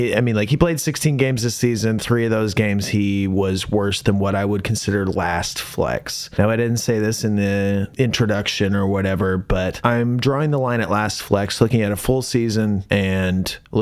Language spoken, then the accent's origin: English; Indiana, United States; now in Nashville, United States; I come from Indiana, which is like farm country.